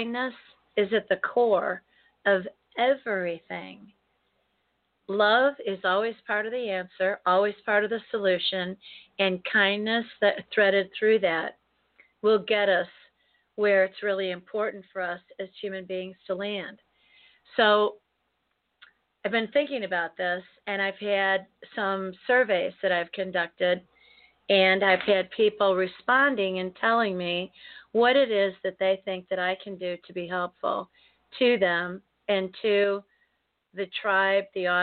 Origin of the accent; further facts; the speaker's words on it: United States; as an American, born and bred here, raised here, lived in the United States